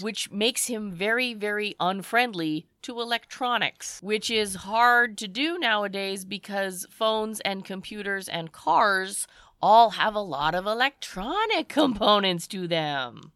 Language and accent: English; Canada; we're Canadian